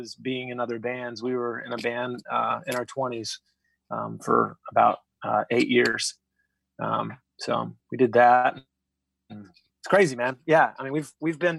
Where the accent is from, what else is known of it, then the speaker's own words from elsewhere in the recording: Atlanta, Georgia, United States; moved away as an adult; also born or lived in Nashville; I was born and raised in Atlanta, Georgia